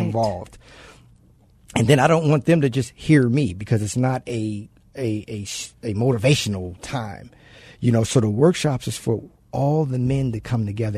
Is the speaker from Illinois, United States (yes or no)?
no; Baltimore, Maryland, United States; moved away; I'm originally from Baltimore, so I grew up without my dad